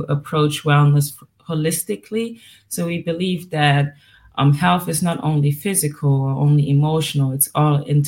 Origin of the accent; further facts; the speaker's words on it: Germany; also born or lived in Miami; I was born and raised in Germany. That's where I am right now. But my family is from Ivory Coast and Ghana